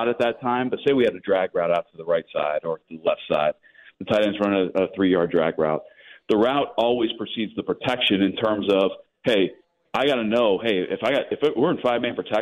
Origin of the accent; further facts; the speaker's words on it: Pennsylvania, United States; moved away; we're both from Pennsylvania